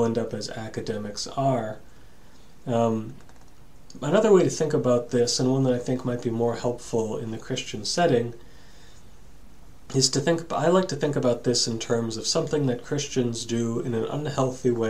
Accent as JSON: {"language": "English", "region": "New England", "country": "United States", "said": "for me being a New Englander"}